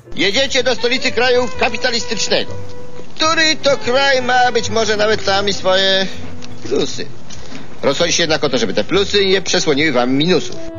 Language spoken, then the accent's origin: Polish; Poland; moved away as an adult; also born or lived in England; now in United Kingdom; jestem e, z Polski, mm, ale teraz e, mieszkam w, UK, e, w Anglii